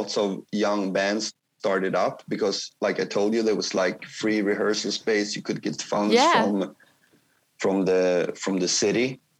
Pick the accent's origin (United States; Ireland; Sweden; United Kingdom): Sweden; Kristinehamn, Värmland; my hometown, Kristinehamn, is that it's like Stockholm is like big. It's like 1,500,000 people, like 1.5 million or something. But my town is like 20,000. It's like really small.